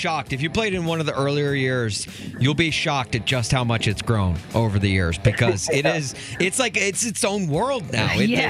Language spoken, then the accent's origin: English; Nashville, Tennessee, United States; now in Chicago, United States; I grew up in Nashville, but I live in Chicago now.